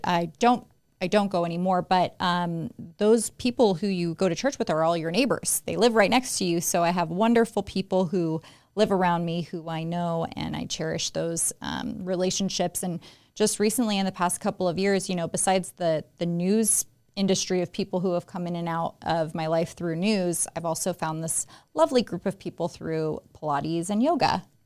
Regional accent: Las Vegas, Nevada, United States; I'm a native Las Vegan. I was born and raised here

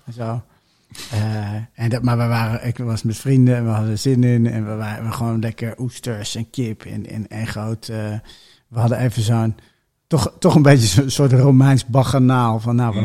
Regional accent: Benschop, Utrecht, Netherlands; ik kom uit Benschop

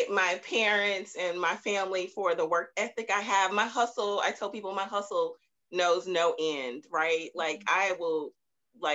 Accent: Baton Rouge, Louisiana, United States; now in Houston, United States; I'm originally from Baton Rouge, Louisiana. And I moved to Houston a while ago

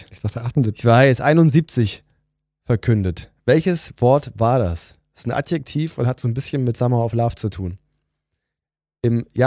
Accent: East Germany, Germany; Mal als Ossi mal ganz klar äh, sagen.

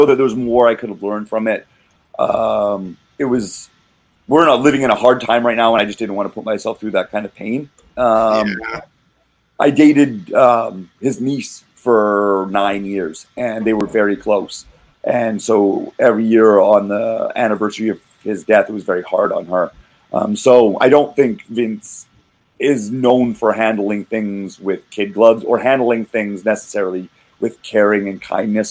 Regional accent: Calgary, Alberta, Canada; now in Vancouver, Canada; I'm from Calgary

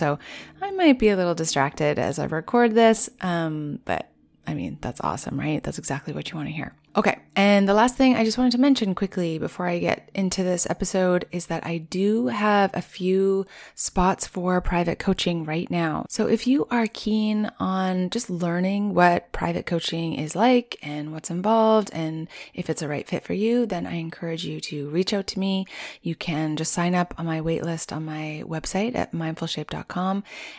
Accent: Rocky Mountains, United States; it's so different from where I grew up in the Rocky Mountains, which pretty much had winter 8 months of the year.

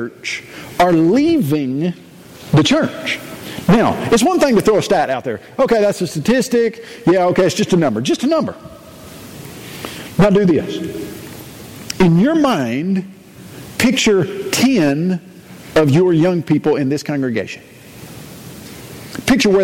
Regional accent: Columbia, Tennessee, United States; grew up in Columbia, Tennessee

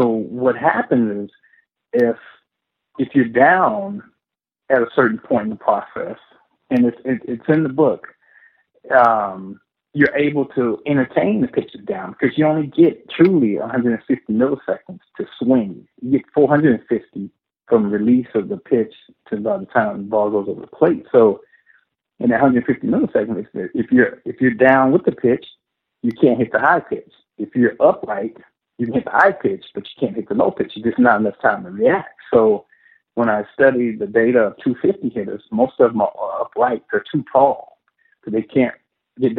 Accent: Illinois, United States; moved away as an adult; now in Texas, United States; born and raised in Illinois

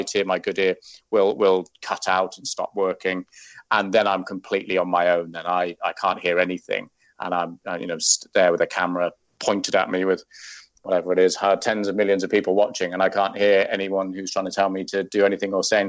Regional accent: Wales, United Kingdom; moved away; I'm Welsh

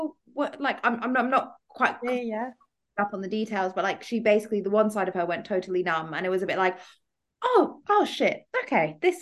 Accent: Dubai, United Arab Emirates; growing up in Dubai

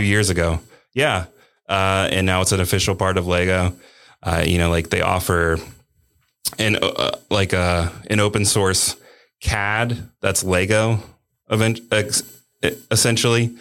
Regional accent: Cincinnati, Ohio, United States; I'm from Cincinnati

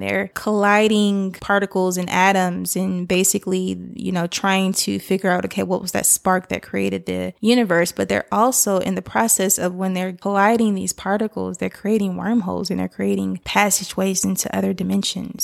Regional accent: Decatur, Georgia, United States; I grew up in the Decatur, Stone Mountain area

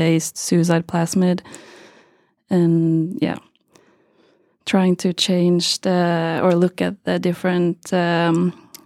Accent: Geilo, Buskerud, Norway; also born or lived in Trondheim, Norway; I'm from Norway, a small place called Geilo in the mountains

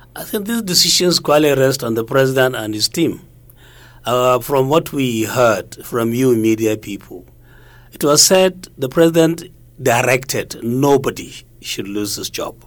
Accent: Kano, Kano State, Nigeria; I'm from Kano City

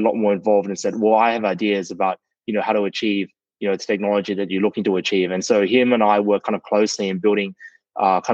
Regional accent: Sydney, New South Wales, Australia; I grew up in Sydney, Australia

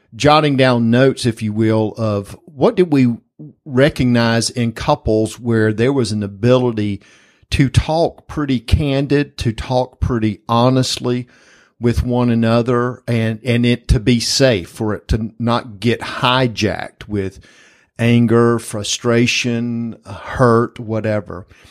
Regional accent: Springfield, Georgia, United States; growing up in South Georgia, this house that we lived in at the time in Springfield, Georgia

